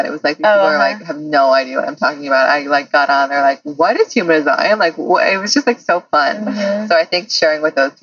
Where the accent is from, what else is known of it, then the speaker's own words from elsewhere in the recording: Seattle, Washington, United States; I'm from Seattle